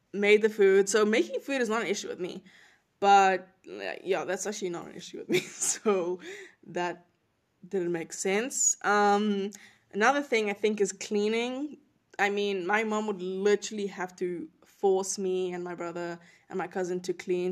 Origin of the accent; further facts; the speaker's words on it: South Africa; moved away as an adult; also born or lived in North Carolina; now in United States; I'm not from the U S. I'm from South Africa originally. That is my home. That is my country.